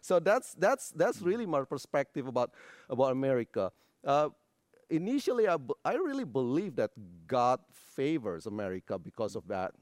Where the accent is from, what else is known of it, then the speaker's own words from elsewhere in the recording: Indonesia; moved away as an adult; now in United States; I was born, uh, in a little town on Sumatera Island. Grew up in a not so religious family.